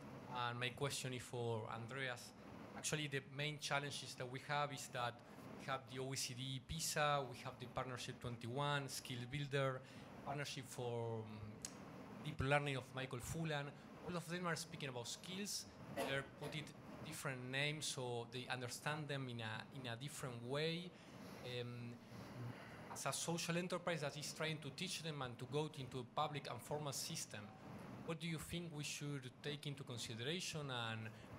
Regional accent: Argentina; I'm from Argentina.

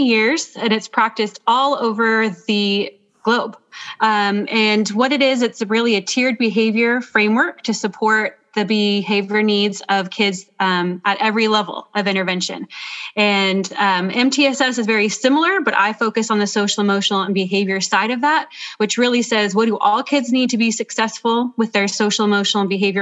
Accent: Clovis, California, United States; I grew up in Clovis Unified and actually graduated from Clovis High School

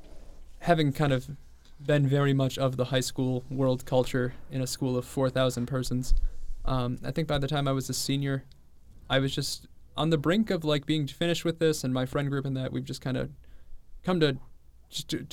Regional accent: Homer Glen, Illinois, United States; I'm a college student from the Chicago suburbs, Homer Glen, Illinois

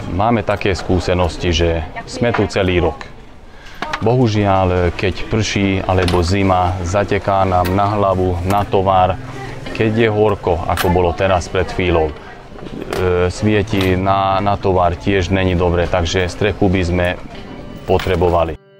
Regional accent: Trnava Region, Slovakia; My sme z Žitného ostrova

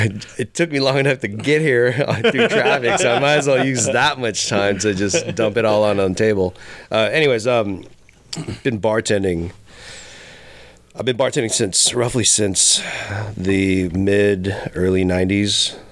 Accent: San Francisco, California, United States; moved away as an adult; also born or lived in Los Angeles, United States; now in New York, United States; I was born and raised in San Francisco, and I used to hang out all through downtown

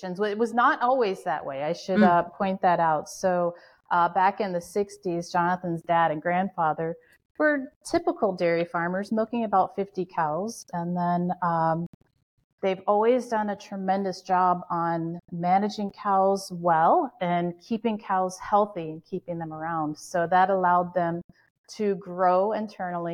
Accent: Florida, United States; now in Western New York, United States; I'm actually originally from Florida

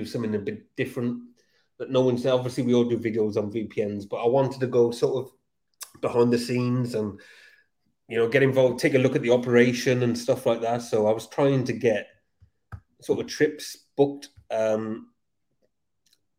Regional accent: Newport, Wales, United Kingdom; I'm from South Wales, Cardiff. Well, near Cardiff

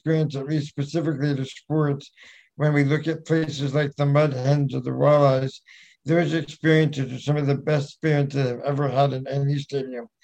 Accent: New York, United States; I was born in New York

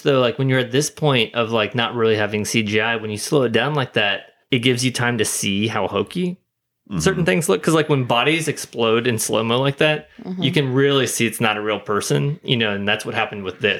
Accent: Ohio, United States; born there; I was born in Ohio.

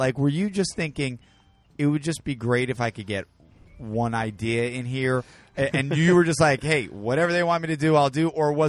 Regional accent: Connecticut, United States; moved away; I'm from Connecticut.

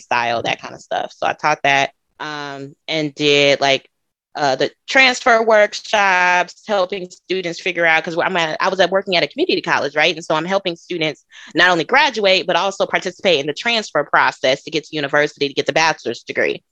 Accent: Chicago, Illinois, United States; moved away as an adult; now in Dallas, United States; I am from Chicago, Illinois. Well, I'm from the south suburbs of Chicago

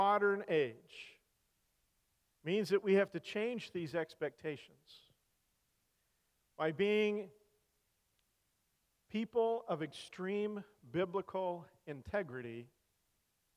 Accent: Salinas Valley, California, United States; also born or lived in Colorado; now in Missouri, United States; I grew up in the Salinas Valley, California

